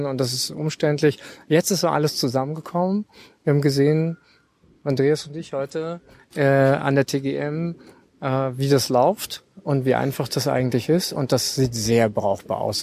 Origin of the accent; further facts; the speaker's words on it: Berlin, Germany; ich bin Berliner